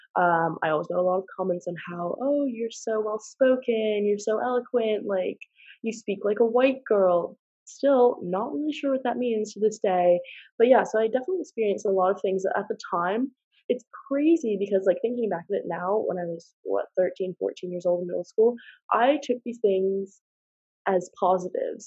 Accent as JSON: {"language": "English", "country": "United States", "moved": "as an adult", "lives_now": "Exeter, United Kingdom", "said": "I am from America, so I'm an international student"}